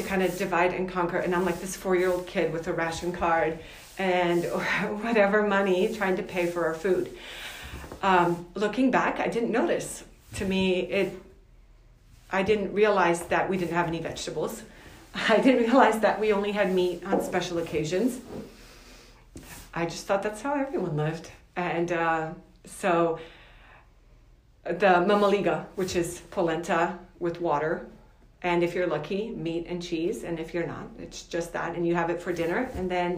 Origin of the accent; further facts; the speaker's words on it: Cluj-Napoca, Cluj County, Romania; moved away; Originally, I am from Cluj-Napoca, Romania.